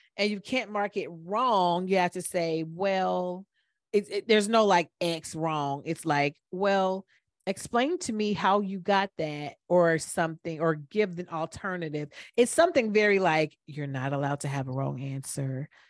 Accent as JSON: {"language": "English", "town": "Atlanta", "region": "Georgia", "country": "United States", "said": "we're from Atlanta"}